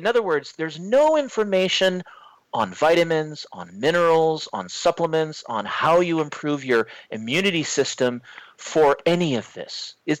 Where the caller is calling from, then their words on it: Vancouver, British Columbia, Canada; I'm in Canada. I'm in British Columbia, Vancouver, to be specific, so just above Seattle.